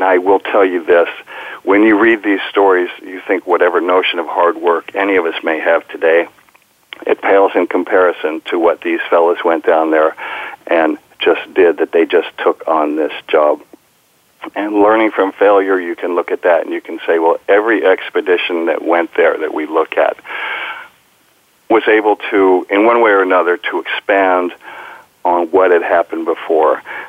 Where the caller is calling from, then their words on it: Pacifica, California, United States; Well, I'm talking from my home. I call it Sky Ranch in Pacifica, California.